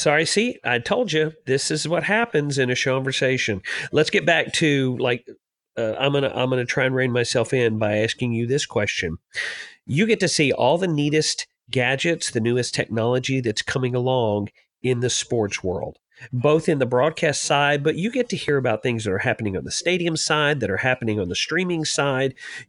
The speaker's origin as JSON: {"language": "English", "town": "Memphis", "region": "Tennessee", "country": "United States", "tie": "born or raised there", "said": "I was born in Memphis, and I actually grew up"}